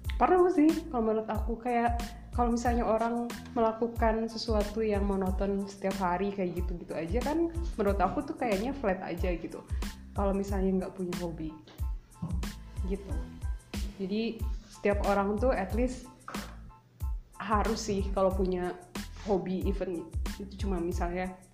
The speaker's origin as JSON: {"language": "Indonesian", "region": "West Java", "country": "Indonesia", "accent": "Sundanese intonation", "said": "kita orang Sunda"}